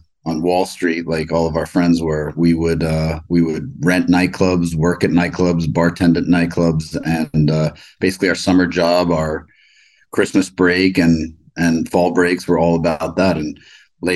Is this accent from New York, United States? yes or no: yes; New York City, New York, United States; Grew up in Manhattan, 39th and Park